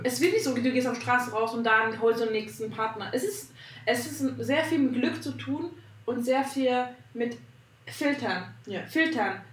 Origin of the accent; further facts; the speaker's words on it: Hungary; now in Berlin, Germany; ich komme aus Ungarn